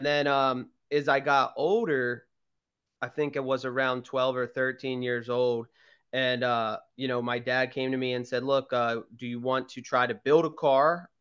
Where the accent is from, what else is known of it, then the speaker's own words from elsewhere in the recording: Garnet Valley, Pennsylvania, United States; where I grew up in Garnet Valley